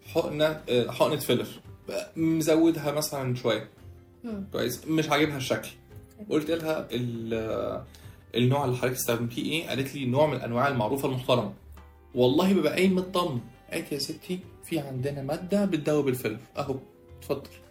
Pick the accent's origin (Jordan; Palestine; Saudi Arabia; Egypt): Egypt; احنا كمصريين